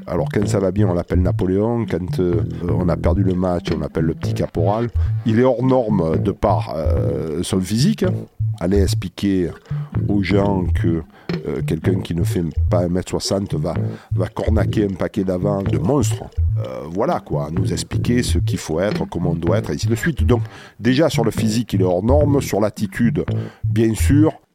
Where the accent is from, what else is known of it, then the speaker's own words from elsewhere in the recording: La Valette-du-Var, Provence-Alpes-Côte d'Azur, France; Je suis de Toulon. Pour être plus précis, je suis de La Valette